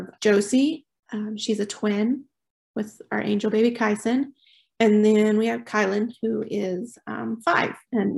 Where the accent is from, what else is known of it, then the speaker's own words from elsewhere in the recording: Oklahoma Panhandle, United States; moved away as an adult; now in Choctaw, United States; We're originally from the Oklahoma Panhandle